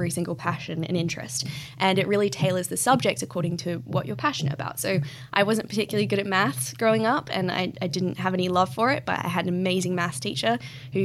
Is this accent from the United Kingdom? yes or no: no; Australia; moved away; also born or lived in Bali, Indonesia; where I grew up in Australia is a really beautiful part of the world.